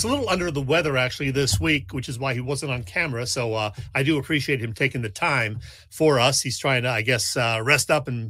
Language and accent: English; New Jersey, United States; I told him I'm from Jersey